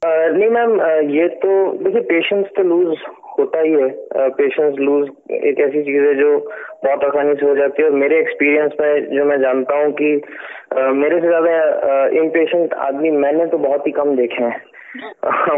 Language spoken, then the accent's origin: Hindi; Delhi, India; now in Mumbai, India; मैं दिल्ली से था तो जब मैं बॉम्बे आया